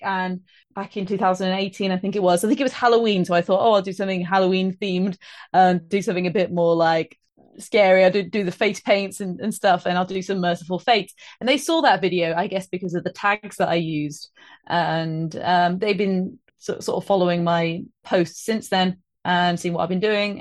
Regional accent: Trowbridge, South West England, United Kingdom; also born or lived in Bristol; now in Birmingham, United Kingdom; I live in Birmingham at the moment, but I'm from Trowbridge

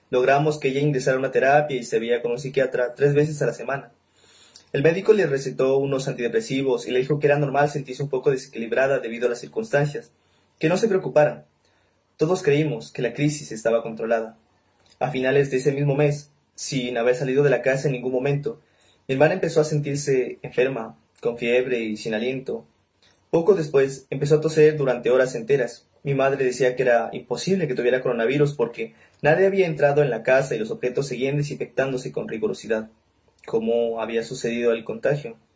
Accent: Nariño, Colombia; soy de Nariño, lector de Mario Mendoza

